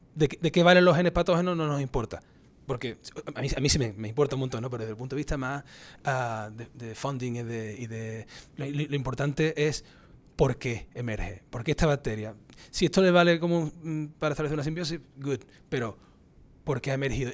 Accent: Cádiz, Andalusia, Spain; moved away as an adult; also born or lived in Granada, Spain / Cork, Ireland / New Hampshire, United States / Florida, United States; now in United States; yo, soy andaluz, yo nací en su majestad Cádiz

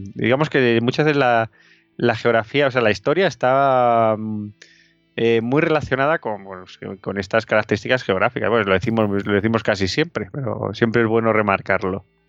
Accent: Madrid, Community of Madrid, Spain; Nosotros, por ejemplo, somos de Madrid, aquí el riesgo sísmico es nulo

